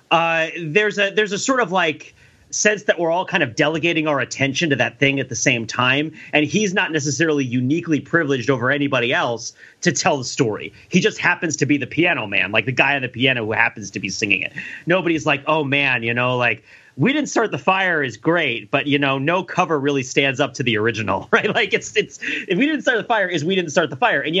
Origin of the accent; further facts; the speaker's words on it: New Jersey, United States; I grew up in New Jersey